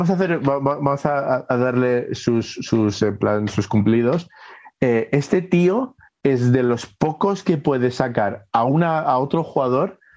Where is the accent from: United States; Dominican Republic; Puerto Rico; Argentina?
Dominican Republic; Yo soy dominicana también.